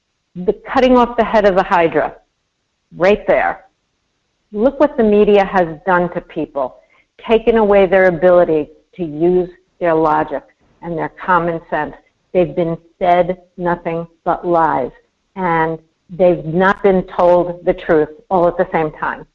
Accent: New York, United States; growing up in New York

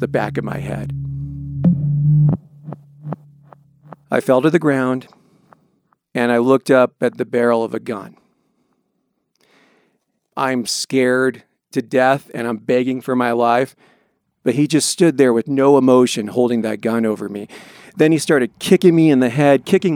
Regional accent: Longmont, Colorado, United States; I grew up in Longmont, Colorado

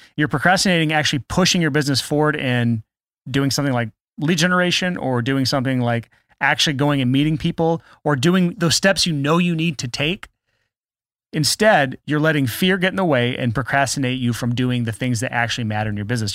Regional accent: United States; I'm American

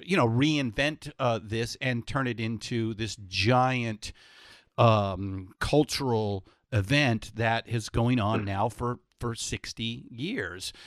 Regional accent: San Francisco, California, United States; I'm from San Francisco, so we we have our nice little wine country

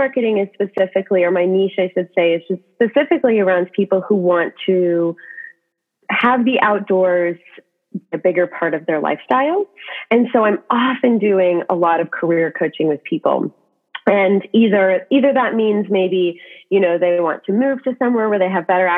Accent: Washington, United States; I was actually from Washington originally.

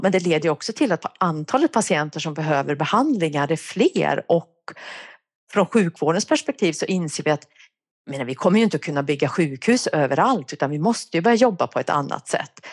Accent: Värmland, Sweden; accent: Värmland dialect; now in Uppsala, Sweden; jag kommer från Värmland. Det kanske hörs. Jag har bott i Uppsala i ja, över 30 år, men den där dialekten den försvinner tydligen inte

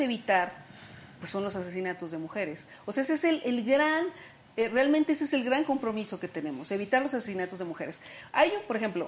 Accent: Sonora, Mexico; yo soy de Sonora, y marchábamos en Hermosillo

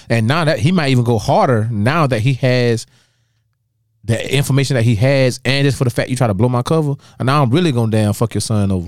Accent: Dallas, South Carolina, United States; moved away; growing up in Dallas and South Carolina for a long time

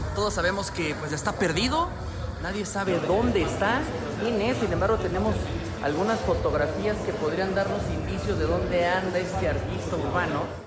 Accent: La Mamonita, Oaxaca, Mexico; soy de un lugar que se llama La Mamonita, Oaxaca

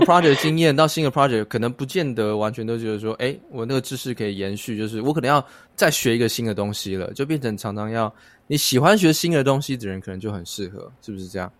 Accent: Taiwan; 也许我们台湾人，每一个人都卧虎藏龙

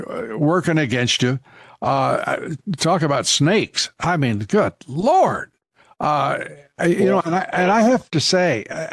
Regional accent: Childress, Texas, United States; I'm a Texan. I was born in Childress, Texas.

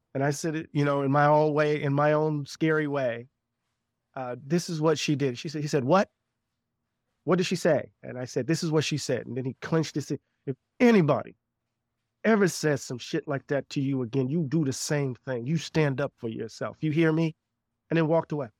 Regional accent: Moss Point, Mississippi, United States; I grew up on the coast of Mississippi, a small town called Moss Point, Mississippi

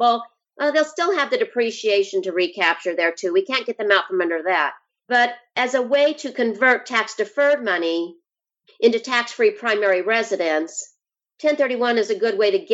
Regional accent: Idaho, United States; moved away; I'm from Idaho. I love Idaho

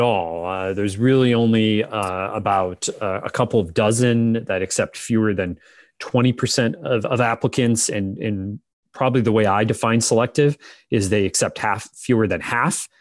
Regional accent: Pennsylvania, United States; I'm from Pennsylvania

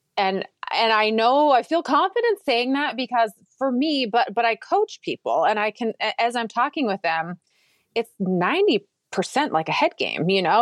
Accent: Minnesota, United States; now in Texas, United States; I grew up in Minnesota

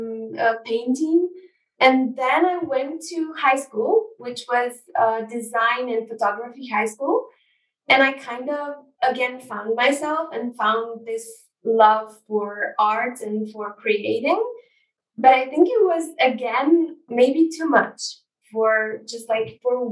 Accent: Ljubljana, Slovenia; I'm from Ljubljana. That's the capital of Slovenia. I pretty much grew up in the city.

